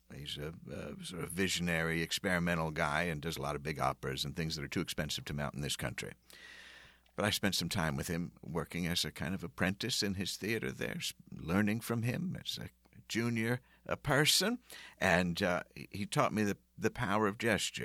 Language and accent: English; Philadelphia, Pennsylvania, United States; moved away; I came from Philadelphia